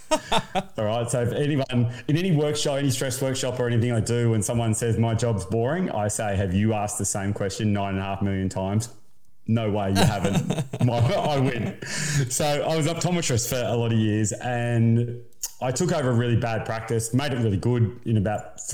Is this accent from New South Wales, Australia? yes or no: no; Queensland, Australia; also born or lived in Melbourne, Victoria; I moved to Queensland when I was about 9 or 10, so I'm a Queenslander born in Melbourne